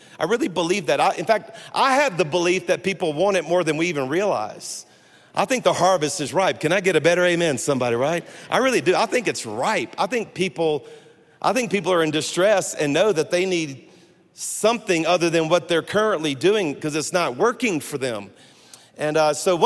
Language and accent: English; South Louisiana, United States; I am a Cajun from South Louisiana.